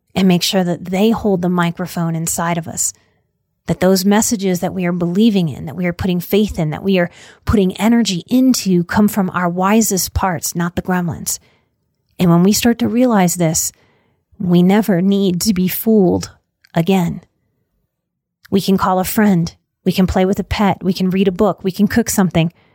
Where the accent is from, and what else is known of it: New Orleans, Louisiana, United States; born or raised there